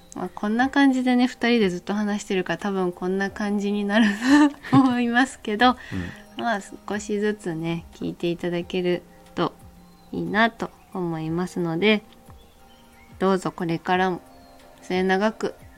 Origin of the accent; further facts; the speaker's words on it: Miyazaki, Japan; accent: Miyazaki dialect; 宮崎生まれ宮崎県育ち現在宮崎県在住